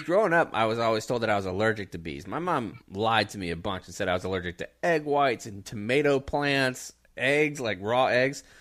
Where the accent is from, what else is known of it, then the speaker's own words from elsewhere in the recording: Pensacola and Jacksonville, Florida, United States; now in Texas, United States; I grew up in Pensacola and Jacksonville where you were twenty minutes to the beach at the most.